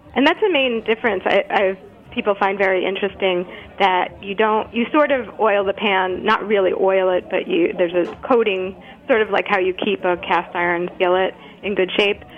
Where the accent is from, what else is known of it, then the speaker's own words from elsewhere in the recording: New York, United States; moved away as an adult; now in Brattleboro, United States; I'm, I'm from New York and moved up to Brattleboro, Vermont, five years ago with Nash.